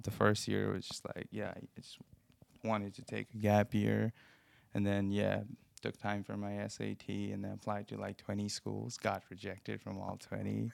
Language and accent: English; Nepal; moved away as an adult; now in Cincinnati, United States; I come from Nepal, um, a country in in the Himalayas in Asia and I've been in this country for almost four years now